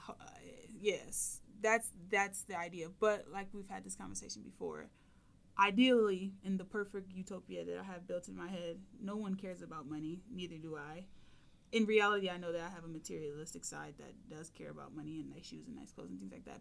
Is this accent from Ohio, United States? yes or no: yes; Toledo, Ohio, United States; I'm from Toledo, so I applied to UT